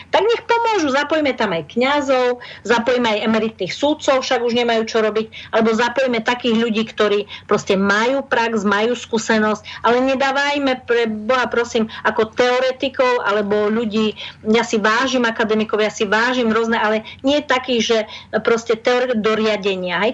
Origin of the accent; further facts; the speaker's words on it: Slovakia; My Slováci